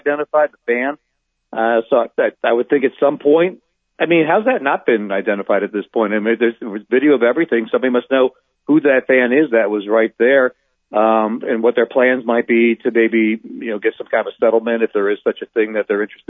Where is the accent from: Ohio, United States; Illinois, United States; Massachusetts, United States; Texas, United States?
Ohio, United States; I grew up in Ohio